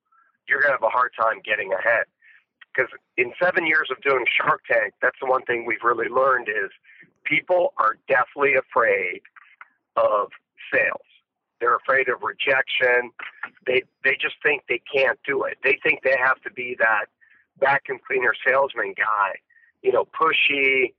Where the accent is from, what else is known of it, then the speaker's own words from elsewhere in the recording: Canada; I grew up in Canada